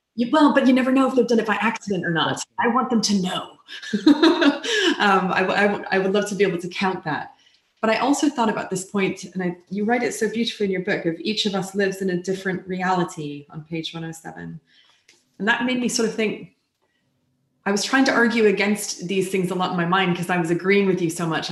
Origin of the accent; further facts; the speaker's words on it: United States; I come from the United States where it is not a requirement